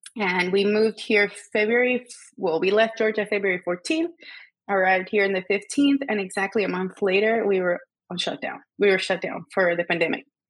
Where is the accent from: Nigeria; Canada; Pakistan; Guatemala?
Guatemala; moved away as an adult; also born or lived in Savannah; I am from Guatemala. I was born and raised there.